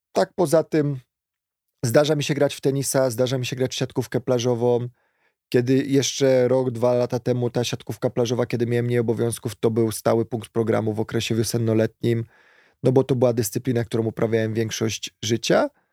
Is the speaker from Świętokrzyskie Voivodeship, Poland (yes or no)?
yes; Kielce, Świętokrzyskie Voivodeship, Poland; w pobliżu miejsca zamieszkania mieliśmy niedaleko tutaj zalew w Kielcach